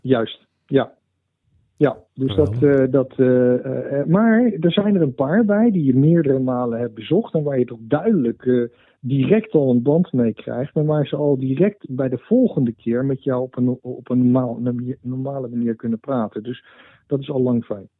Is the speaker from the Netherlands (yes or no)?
yes; Netherlands; moved away as an adult; also born or lived in United States; ik, heb een tijdje in Amerika gewoond, heb ik het enorm naar mijn zin gehad. Mhm. Ik ben uh, zo'n eh, nou, zeg maar zo 20 jaar geleden weer naar Nederland teruggekomen